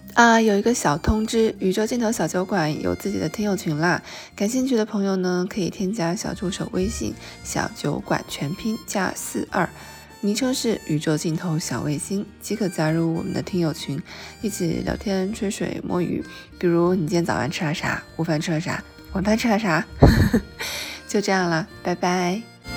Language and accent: Chinese; Wuhan, Hubei, China; 我小的时候在武汉长大，然后小时候外婆会带我去江边玩